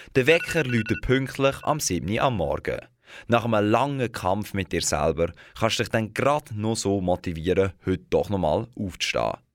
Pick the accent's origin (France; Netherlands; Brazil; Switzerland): Switzerland; bei uns in der Schweiz.